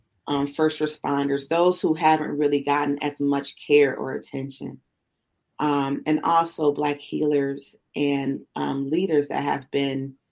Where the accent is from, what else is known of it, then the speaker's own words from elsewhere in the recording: Buffalo, New York, United States; also born or lived in Kansas City; I grew up mainly in Buffalo. I grew up, you know, my first 6 years, I was in and out with Kansas City and Buffalo. But for the majority of my life that's conscious, that I remember, it's been Buffalo